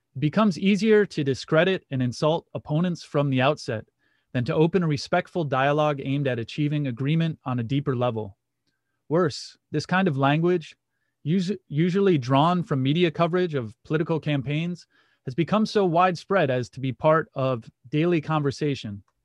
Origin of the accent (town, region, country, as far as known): Muskegon, Michigan, United States; born or raised there